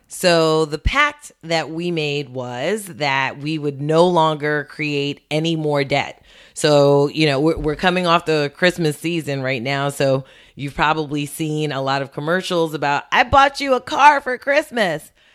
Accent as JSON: {"language": "English", "town": "New York City", "region": "New York", "country": "United States", "tie": "born or raised there", "also_born_or_lived": "Westchester", "said": "spent most of my childhood in Brooklyn, um, grew up, um, in East New York"}